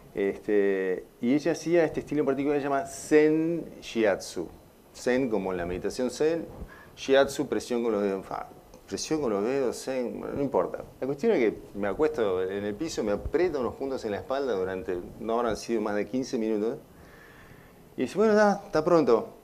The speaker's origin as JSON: {"language": "Spanish", "country": "Uruguay", "moved": "as an adult", "said": "siempre tenía una patita acá, en, en Uruguay, porque soy uruguayo"}